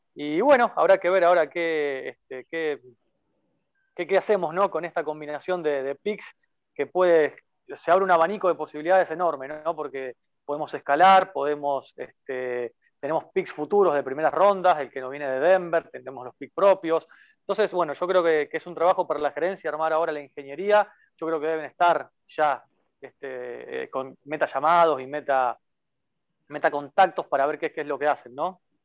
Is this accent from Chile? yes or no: no; Rosario, Santa Fe, Argentina; yo soy de Rosario, ciudad mm. natal de Messi.